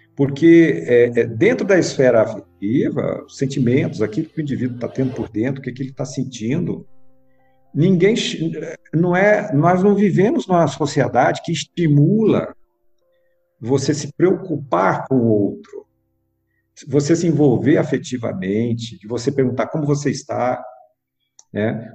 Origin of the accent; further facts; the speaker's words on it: Goiânia, Goiás, Brazil; now in Brasília, Brazil; Eu nasci aqui em Brasília, com dois anos de idade eu fui para Goiânia